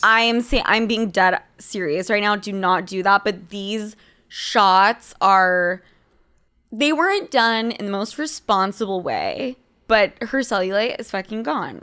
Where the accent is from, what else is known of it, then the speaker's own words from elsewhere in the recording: Utah, United States; I'm from fucking Utah